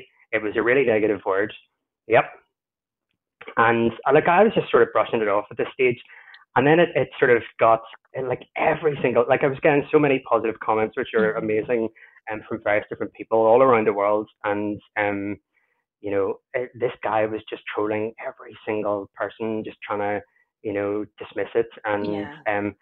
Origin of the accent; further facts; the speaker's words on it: Ireland; I'm Irish